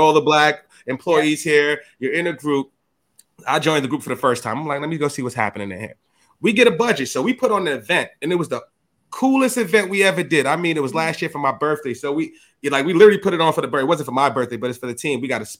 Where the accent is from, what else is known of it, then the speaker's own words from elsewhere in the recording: New York City, New York, United States; I'm from the hood. I'm from the Bronx